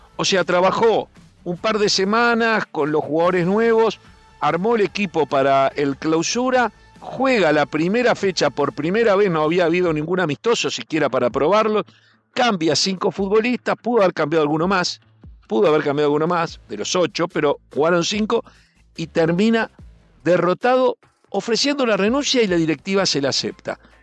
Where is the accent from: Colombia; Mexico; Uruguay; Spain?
Uruguay; Yo como uruguayo estoy acostumbrado a salir a festejar por 18 de julio